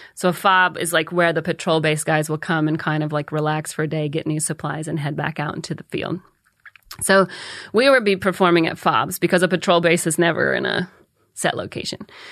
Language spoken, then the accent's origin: English; Calhoun, United States; moved away; I'm from Calhoun